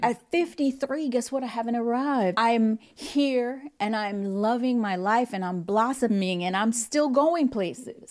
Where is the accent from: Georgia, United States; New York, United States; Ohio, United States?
New York, United States; New York City; moved away; also born or lived in Hollywood; growing up in the Bronx